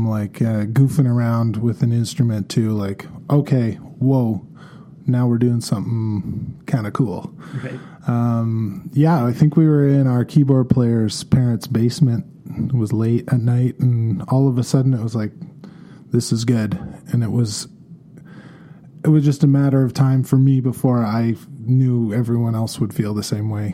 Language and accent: English; Victoria, British Columbia, Canada; moved away as an adult; also born or lived in Vancouver; now in Kelowna, Canada; I was born and raised in Victoria, British Columbia, born in 1980